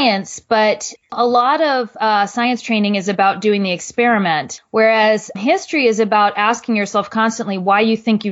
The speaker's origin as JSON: {"language": "English", "region": "New Jersey", "country": "United States", "tie": "born or raised there", "said": "I originally am from New Jersey"}